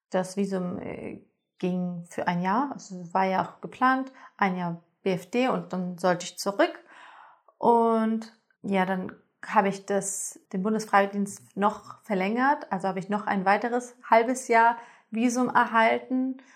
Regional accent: Germany; Und das hier in Deutschland, hier habe ich meine Heimat, weil ich hier die erste Sprache gelernt habe, hier aufgewachsen bin, hier fühle ich mich so, wie ich mich fühlen möchte.

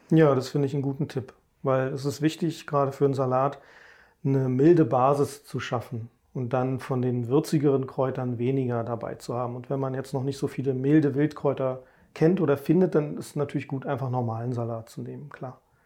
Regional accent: Berlin, Germany; Also ich bin ja in Berlin groß geworden, richtiges Stadtkind

